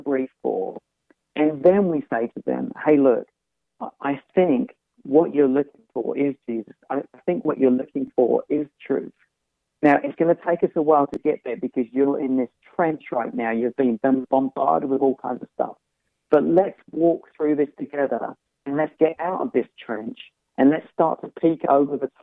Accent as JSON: {"language": "English", "country": "United Kingdom", "tie": "born or raised there", "accent": "UK", "said": "I grew up in the UK, and I grew up outside of the church"}